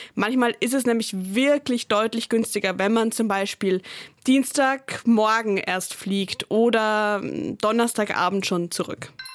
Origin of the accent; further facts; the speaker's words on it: Austria; Als Österreicherin